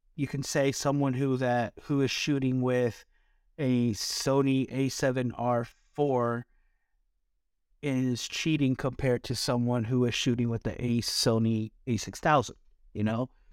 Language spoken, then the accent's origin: English; East Coast, United States; now in California, United States; growing up on the East Coast, we don't have these mountains.